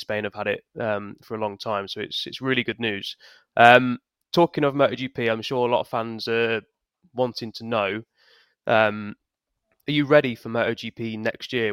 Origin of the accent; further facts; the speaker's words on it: United Kingdom; we're obviously British